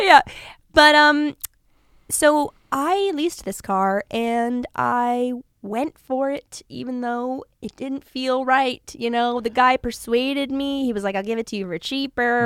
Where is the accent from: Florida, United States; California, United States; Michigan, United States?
California, United States; Los Angeles; I'm from, like, out near Calabasas, like Woodland Hills, West Hills